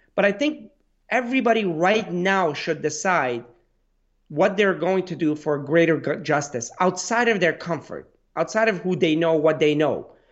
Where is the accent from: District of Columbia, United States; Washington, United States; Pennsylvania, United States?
Pennsylvania, United States; Pittsburgh; I'm from Pittsburgh